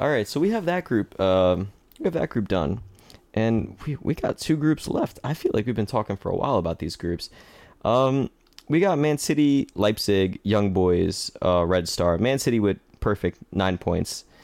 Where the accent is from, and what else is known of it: United States